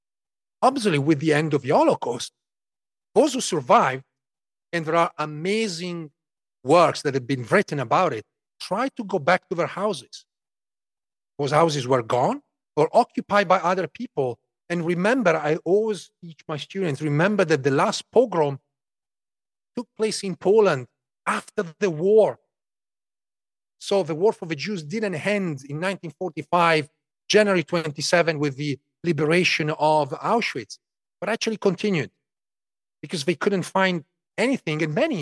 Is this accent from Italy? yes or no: yes; Emilia-Romagna, Italy; parts of the region where I grew up in Emilia-Romagna, northern Italy, were actually liberated by Zionist units